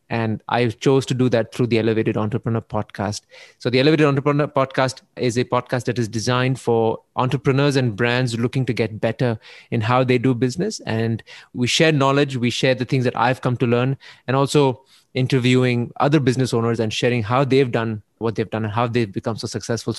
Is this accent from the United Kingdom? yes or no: no; Canada; So growing up in Canada, I learned I understood what it means to be responsible